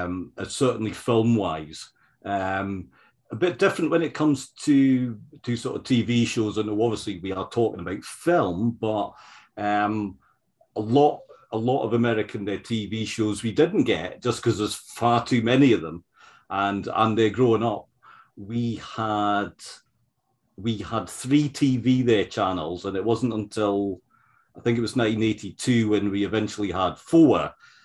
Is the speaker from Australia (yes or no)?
no; United Kingdom; when growing up in the Britain in the 1970s and the 80s, it was still a their sort of tradition where these older films would be shown a lot.